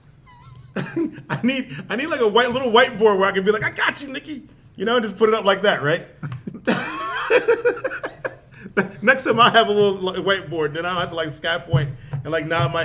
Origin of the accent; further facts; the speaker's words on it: Chicago, Illinois, United States; we're from Chicago